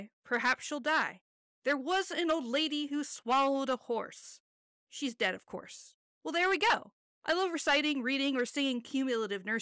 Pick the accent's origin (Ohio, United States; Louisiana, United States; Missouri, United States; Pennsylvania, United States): Ohio, United States; my home state, Ohio